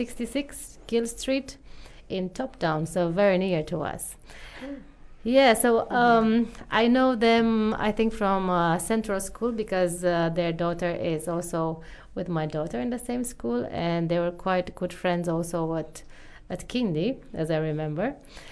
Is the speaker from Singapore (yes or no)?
no; Romania; moved away as an adult; now in New Zealand; from Romania and I live in New Zealand for 3 years.